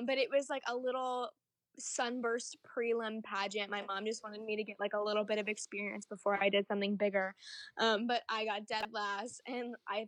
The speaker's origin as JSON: {"language": "English", "region": "Ohio", "country": "United States", "said": "I'm from Ohio"}